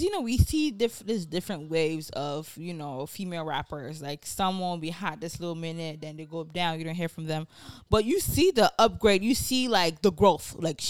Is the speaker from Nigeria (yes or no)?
yes; Nigeria; accent: Nigerian; Nigerian, we say different ways.